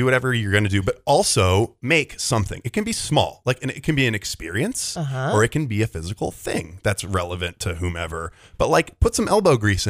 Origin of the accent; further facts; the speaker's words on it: Oregon, United States; I'm from Oregon.